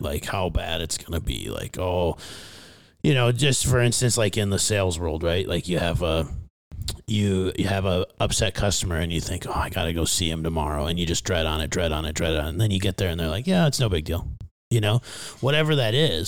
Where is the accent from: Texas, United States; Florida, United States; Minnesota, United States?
Minnesota, United States; Fairmont; moved away; my hometown of Fairmount, Minnesota.